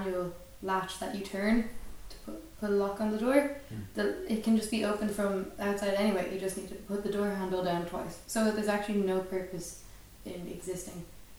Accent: Dublin, Leinster, Ireland; I am from Rathmines.

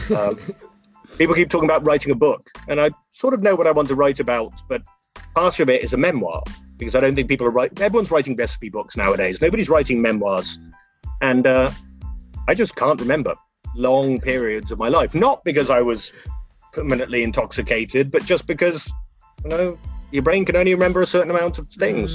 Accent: England, United Kingdom; accent: English; moved away as an adult; now in United States; I'm English and the accent allows me to get away with a lot of things

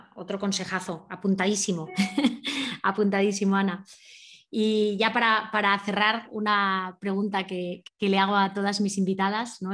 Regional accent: Asturias, Spain; moved away; soy más asturiana cada, cada, minuto que paso fuera de allí

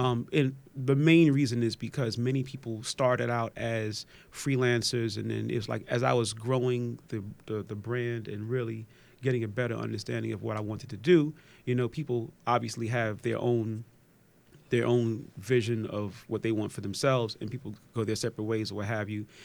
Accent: New York City, New York, United States; moved away; also born or lived in Atlanta; I'm originally from Park Slope

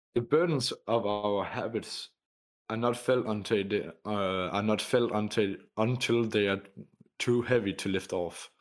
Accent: Denmark; I come from Denmark

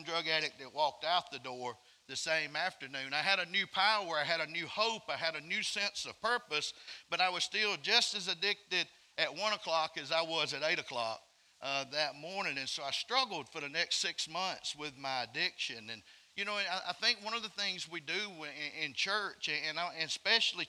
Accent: Alabama, United States; I'm from Alabama. I'm not from Mississippi

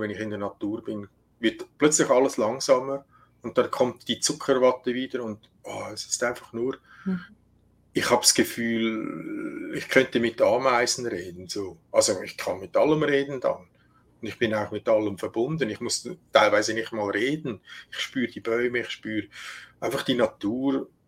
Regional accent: Switzerland; bei uns in der Schweiz

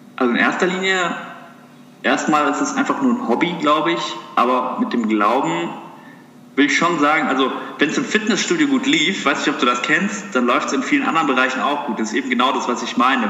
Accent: Heppenheim, Hesse, Germany; ich bin ursprünglich geboren in Heppenheim. Das ist hier die Gegend um Darmstadt rum

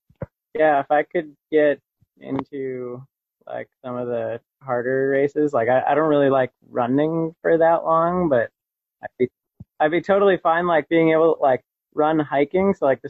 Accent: the Adirondacks, New York, United States; I grew up in the Adirondacks

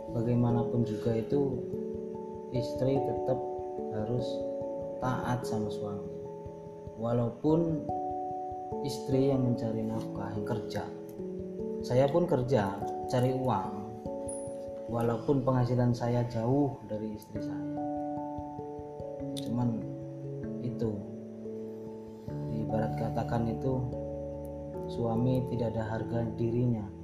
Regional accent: Java, Indonesia; saya ini kan orang Jawa.

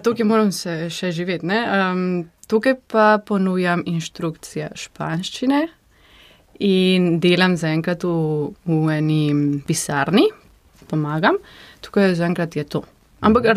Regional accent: San Miguel de Tucumán, Tucumán, Argentina; Slovenian is a second language; moved away as an adult; now in Slovenia; prihajam iz Tukumana, to je v severu Argentine

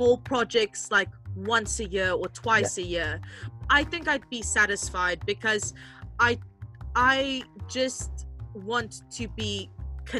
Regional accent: South Africa; moved away; also born or lived in London

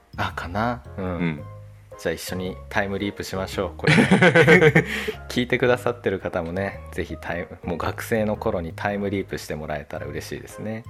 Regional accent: Chubu, Japan; now in Kanto, Japan; 東北っていうか、中部の方出身

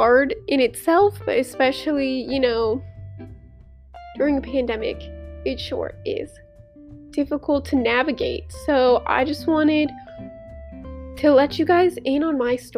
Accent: St. Louis, Missouri, United States; moved away as an adult; now in Mississippi, United States; I'm from St. Louis

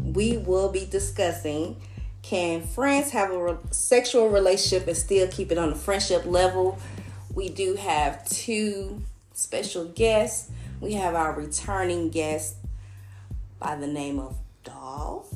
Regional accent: Atlanta, Georgia, United States; I'm from Atlanta.

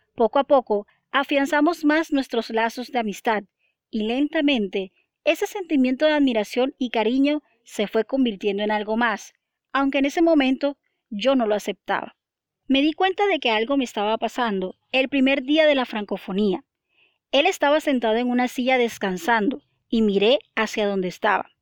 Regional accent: Barranquilla, Atlántico, Colombia; mi ciudad natal, Barranquilla

